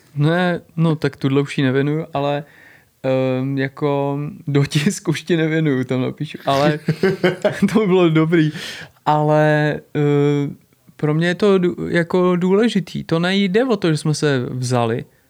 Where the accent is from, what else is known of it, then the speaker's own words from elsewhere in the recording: Prague, Czechia; říkám, Praha, Česká republika